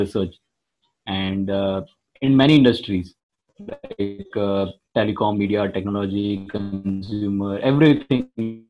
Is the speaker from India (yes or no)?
yes; Gujarat, India; moved away as an adult; also born or lived in Hyderabad; I am from Gujarat, and I am a Gujarati also